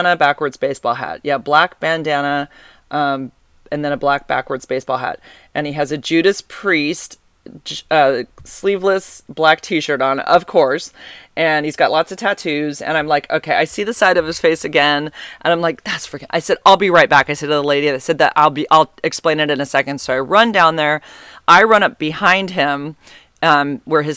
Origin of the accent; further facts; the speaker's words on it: Santa Cruz, California, United States; I'm from Santa Cruz also.